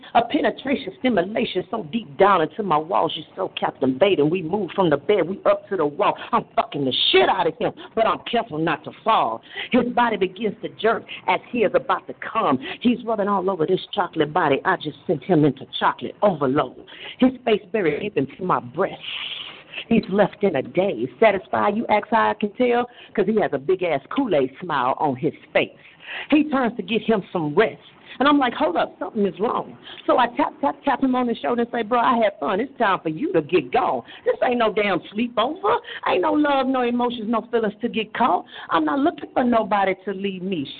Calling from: Houston, Texas, United States; I am calling from Houston, Texas.

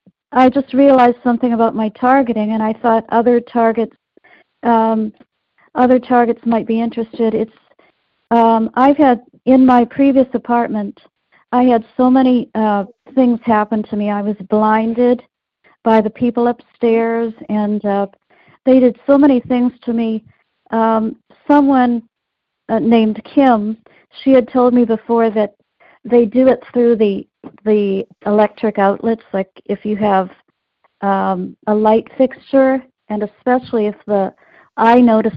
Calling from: East Coast, United States; I'm calling from the East Coast.

